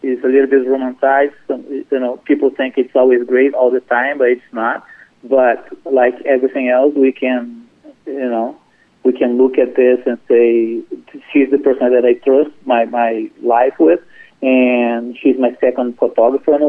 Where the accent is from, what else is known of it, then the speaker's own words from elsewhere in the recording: Brazil; now in Chapel Hill, United States; I'm originally from Brazil, and I moved to this country about 20, 25 years ago.